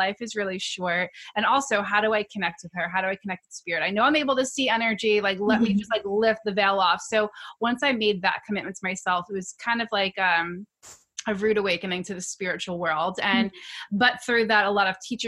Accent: New York, United States; I'm from New York, native New Yorker

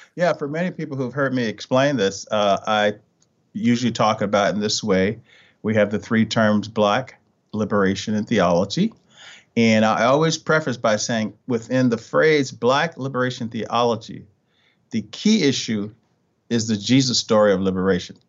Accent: Richmond, Virginia, United States; moved away; I'm originally from Richmond, Virginia

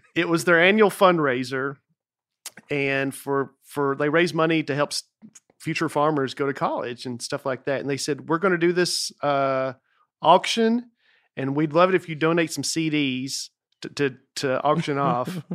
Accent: Lebanon, Tennessee, United States; my hometown of Lebanon, Tennessee

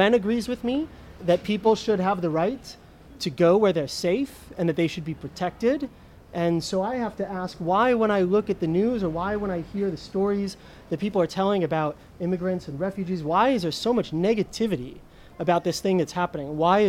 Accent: United States; moved away as an adult; now in Rome, Italy; My wife and I are American

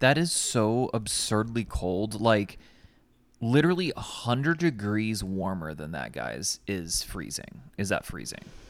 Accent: United States; as an American

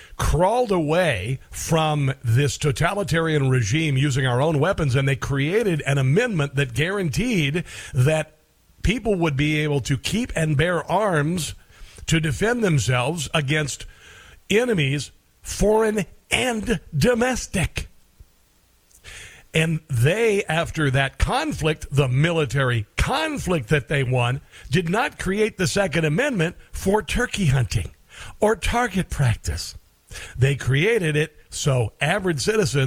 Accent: Iowa, United States; moved away; also born or lived in Omaha, Nebraska; I grew up in Iowa

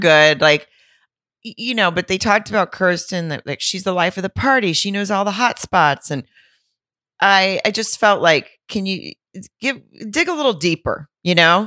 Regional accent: Arkansas, United States; moved away; my hometown in Arkansas, in Lowell, Arkansas

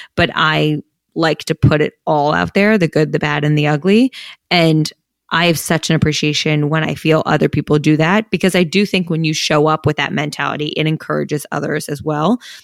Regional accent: Princeton, New Jersey, United States; we came from Princeton, New Jersey, so, like, a very nice town

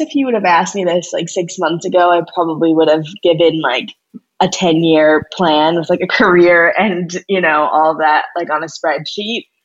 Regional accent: St. Louis, Missouri, United States; I'm from St. Louis

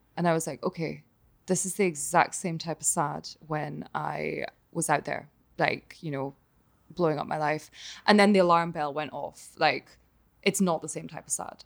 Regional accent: Glasgow, Scotland, United Kingdom; moved away; also born or lived in Connecticut / New York; still in, in Glasgow and my hometown

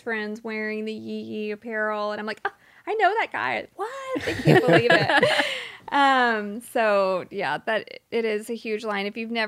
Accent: Dallas, Texas, United States; I went to high school in Dallas.

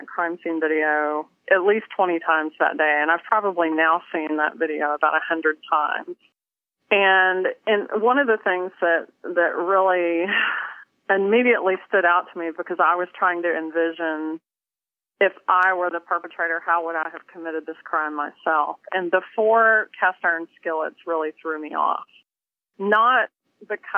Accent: Tennessee, United States; also born or lived in Kentucky; I'm a Southern girl. I was born in Kentucky, raised in Tennessee, and grew up, you know, cooking with cast iron skillets

